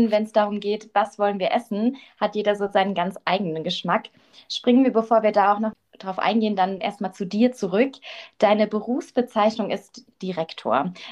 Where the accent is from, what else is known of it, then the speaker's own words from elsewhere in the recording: Berlin, Germany; Passt natürlich sehr praktisch als Berlinerin, da mal vorbeizuschauen.